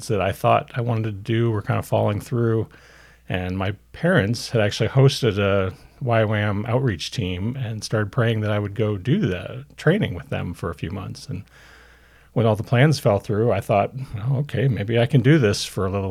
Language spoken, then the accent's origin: English; Central Illinois, United States; also born or lived in California / Champaign-Urbana, Illinois; I also grew up in Central Illinois, but I was born in California, moved there as a kid